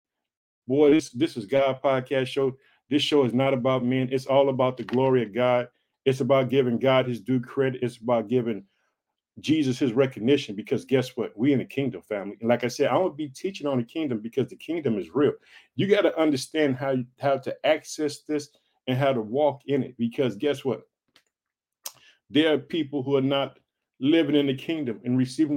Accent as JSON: {"language": "English", "region": "Illinois", "country": "United States", "tie": "born or raised there", "lives_now": "Chicago, United States"}